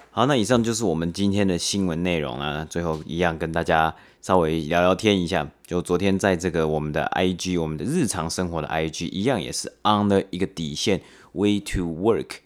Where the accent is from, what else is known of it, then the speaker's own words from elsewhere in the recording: Taiwan; moved away; 我爸妈从台湾寄的包裹过来